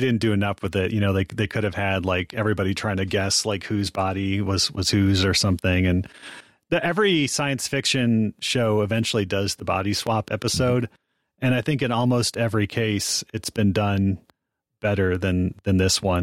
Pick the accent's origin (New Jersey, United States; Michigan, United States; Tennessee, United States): Michigan, United States; Ann Arbor; I grew up in Ann Arbor